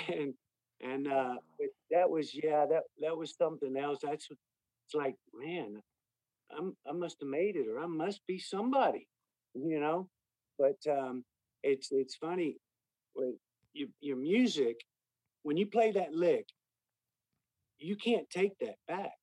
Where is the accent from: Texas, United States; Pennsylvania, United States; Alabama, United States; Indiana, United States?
Texas, United States; Austin; I grew up in Westlake, in Austin here